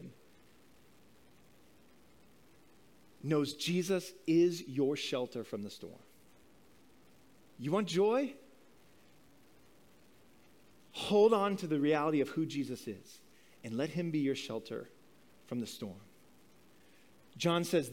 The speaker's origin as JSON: {"language": "English", "region": "Midwest", "country": "United States", "tie": "born or raised there", "said": "growing up in the Midwest of this country in the 80s"}